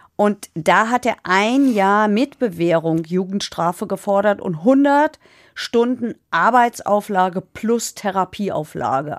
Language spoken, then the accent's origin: German; Hesse, Germany; bei uns in Hessen